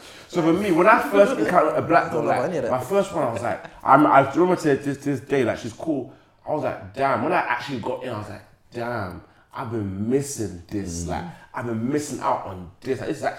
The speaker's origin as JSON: {"language": "English", "area": "Essex", "region": "East of England", "country": "United Kingdom", "tie": "born or raised there", "said": "I grew up in Essex"}